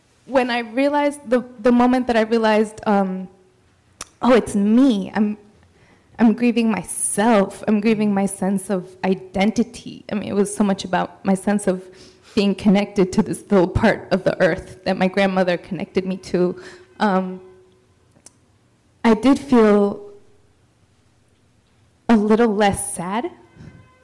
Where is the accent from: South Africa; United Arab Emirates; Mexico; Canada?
Mexico; moved away; I'm from Mexico. I was born in Mexico, but she was my living root still in Mexico.